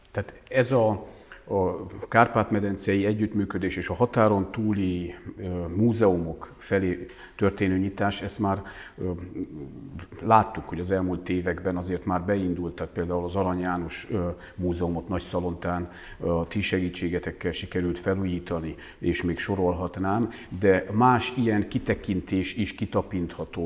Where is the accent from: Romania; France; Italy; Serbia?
Romania; Transylvania; now in Hungary; otthon azért megkaptuk jó néhányszor, hogy Bozgór